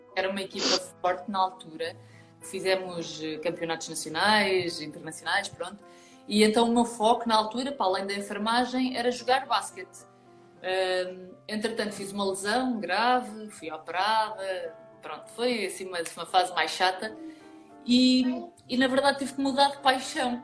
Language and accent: Portuguese; Portugal; eu nasci nas Caldas, já tenho 38 aninhos